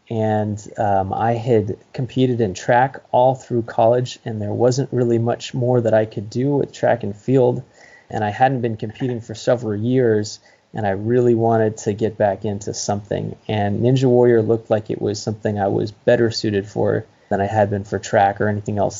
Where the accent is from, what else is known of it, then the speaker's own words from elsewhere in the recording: Santa Cruz County, California, United States; I grew up in Santa Cruz County, California